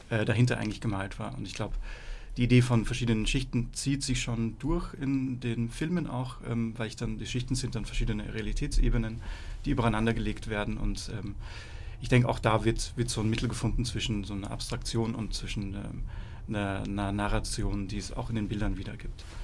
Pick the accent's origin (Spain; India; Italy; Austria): Austria; moved away as an adult; now in Berlin, Germany; Ich bin äh, aus Österreich ursprünglich. Ich bin mich jetzt 2006 nach Berlin verschlagen, um Freie Kunst zu studieren.